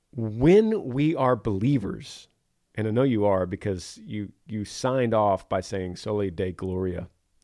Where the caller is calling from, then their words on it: Greenville, Ohio, United States; Hey, Granger … I'm from Greenville, Ohio.